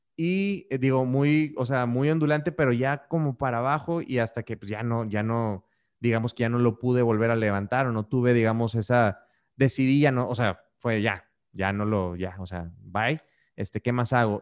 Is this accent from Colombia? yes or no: no; Monterrey, Nuevo León, Mexico; now in Querétaro, Mexico; yo soy de Monterrey, como, ah, como, como algunos de ustedes ya saben, pero ahorita vivo en la ciudad de Querétaro